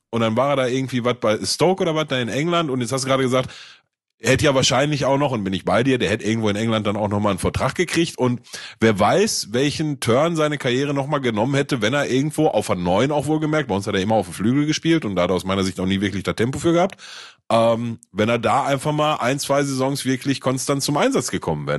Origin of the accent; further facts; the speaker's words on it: Gelsenkirchen, North Rhine-Westphalia, Germany; ich komme aus Gelsenkirchen